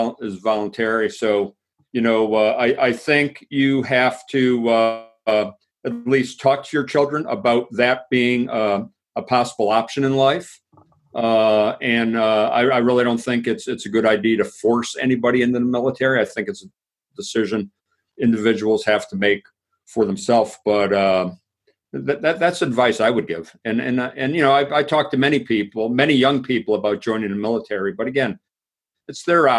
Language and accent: English; Pennsylvania, United States; my hometown in Pennsylvania